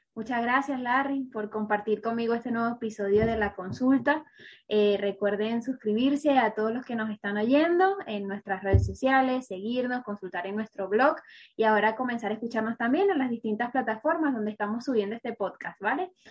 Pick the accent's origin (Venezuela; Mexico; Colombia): Venezuela; now in Spain; como venezolano, que, que es mi caso también